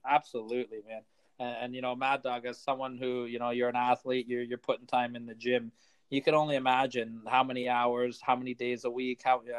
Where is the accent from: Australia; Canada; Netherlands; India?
Canada; also born or lived in Toronto; We're Canadian.